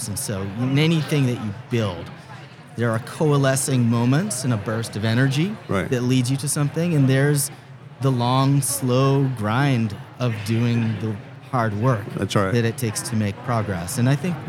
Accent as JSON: {"language": "English", "town": "Boston", "region": "Massachusetts", "country": "United States", "tie": "born or raised there", "moved": "yes", "lives_now": "New York, United States", "said": "I was born in Boston, lived my adult life in New York."}